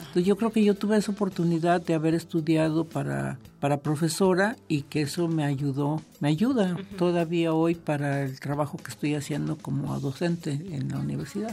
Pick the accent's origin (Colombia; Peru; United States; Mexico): Mexico; Guadalajara, Jalisco; yo vivía en Guadalajara, yo soy de Guadalajara